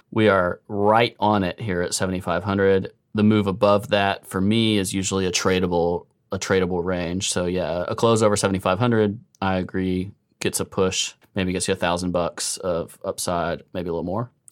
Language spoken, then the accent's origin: English; United States